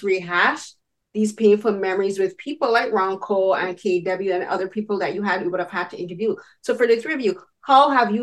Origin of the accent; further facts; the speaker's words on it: Barbados; moved away as an adult; now in Canada; I'm from Barbados. So, and I moved here as an adult.